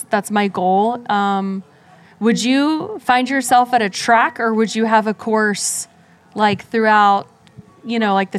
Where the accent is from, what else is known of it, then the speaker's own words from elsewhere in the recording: Virginia Beach, Virginia, United States; I'm doing it here in my hometown in Virginia Beach